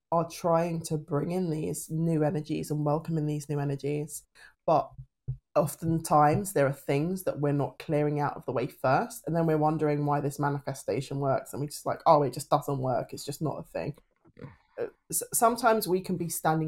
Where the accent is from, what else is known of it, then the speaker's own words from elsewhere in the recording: United Kingdom; the British stiff upper lip